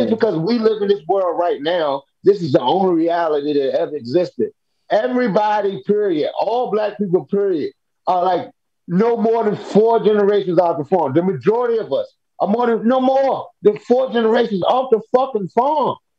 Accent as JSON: {"language": "English", "region": "Virginia", "country": "United States", "moved": "yes", "lives_now": "New Jersey, United States", "said": "I'm from Virginia. I'm from the South."}